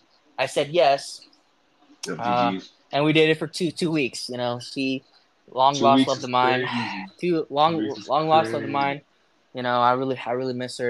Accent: Tucson, Arizona, United States; moved away as an adult; also born or lived in University of Utah, Utah; now in Utah, United States; I was born in Tucson, Arizona, to a father and a mother

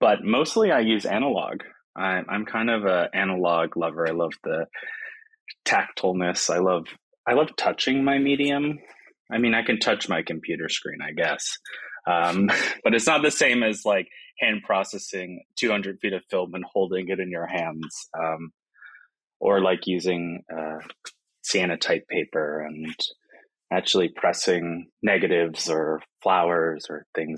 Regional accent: South Florida, United States; moved away as an adult; also born or lived in Boston, Massachusetts; now in Seattle, United States; I grew up mostly in South Florida

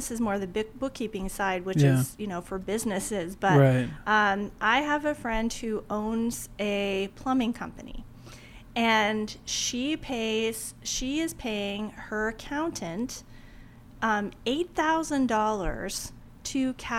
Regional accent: Oregon, United States; moved away as an adult; also born or lived in Washington, D.C.; I am originally from Oregon.

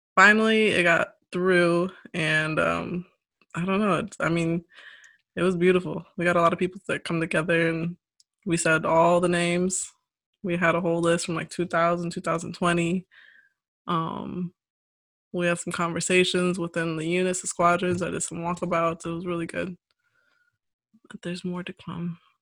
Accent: St. Louis, Missouri, United States; I grew up around the St. Louis area

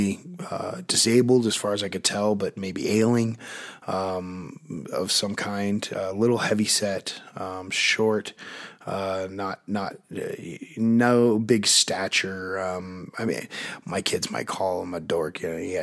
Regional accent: Park City, Utah, United States; I grew up in Park City, Utah, which is a ski resort town, but it's also a small town.

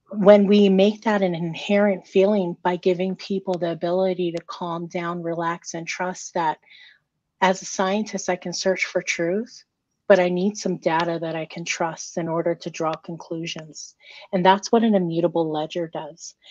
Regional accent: Micronesia; I'm Micronesian. So I'm from the Federated States of Micronesia.

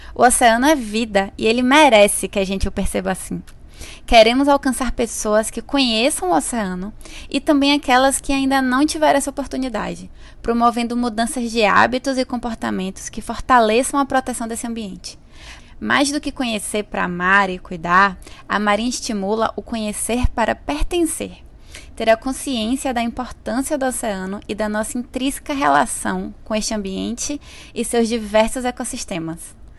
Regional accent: Bahia, Brazil; eu sou da Bahia

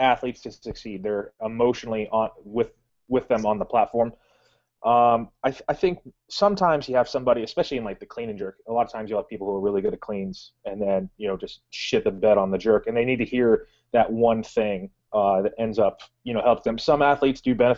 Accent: Valencia, California, United States; now in North Carolina, United States; I'm from Valencia, so, and in Southern California

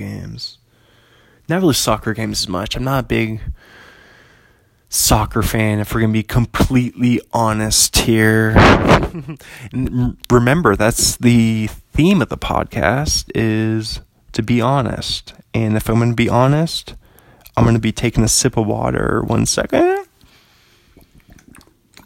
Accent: Bothell, Washington, United States; pretty close to my hometown, only about 45 minutes from Bothell.

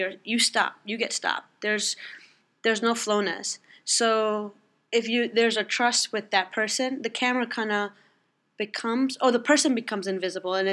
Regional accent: New York, United States; I was born and raised here, so New York is what I know. It's home.

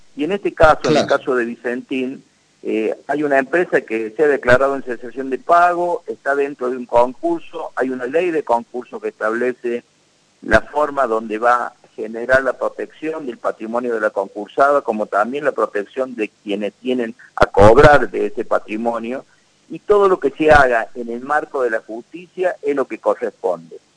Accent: Cruz del Eje, Córdoba, Argentina; soy de Cruz de leche

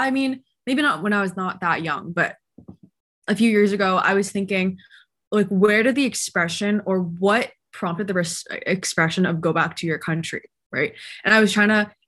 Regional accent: Canada; I was born in Canada. I grew up here.

